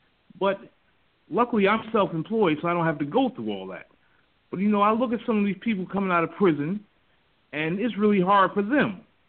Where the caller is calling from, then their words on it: New Jersey, United States; I'm calling from New Jersey.